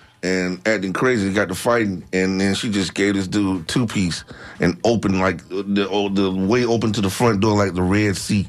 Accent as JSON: {"language": "English", "region": "the South", "country": "United States", "said": "I'm from the South"}